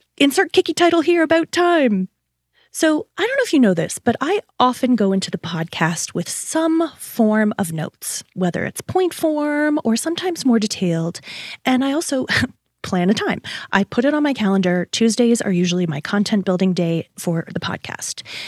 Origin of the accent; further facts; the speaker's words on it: Canada; As a Canadian